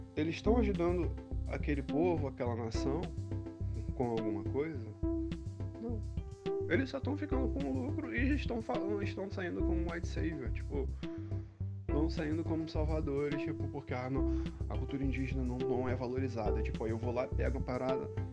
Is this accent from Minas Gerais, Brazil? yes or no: no; Rio de Janeiro, Brazil; eu nasci no Rio de Janeiro